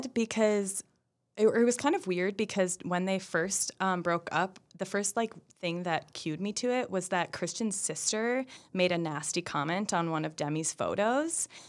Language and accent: English; Minneapolis, Minnesota, United States; I come from the Twin Cities